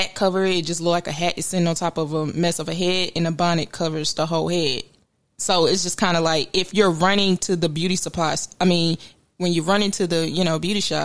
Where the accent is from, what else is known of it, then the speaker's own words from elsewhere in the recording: Memphis, Tennessee, United States; in the area where I was growing up in Memphis